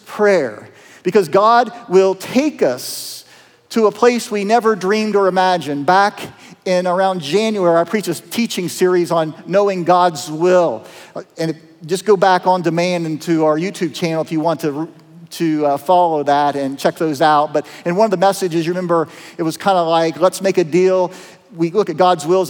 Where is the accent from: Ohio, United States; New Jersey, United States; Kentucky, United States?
Ohio, United States; Appalachia, Southeast; accent: twang; moved away; I'm from Southeast Ohio. You can kind of tell the twang in my voice. You know, I'm from Appalachia.